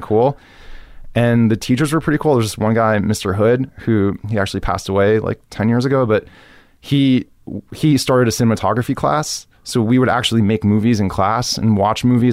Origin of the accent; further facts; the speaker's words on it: Miami, Florida, United States; moved away as an adult; also born or lived in New York; now in Los Angeles, United States; Growing up in Miami is great.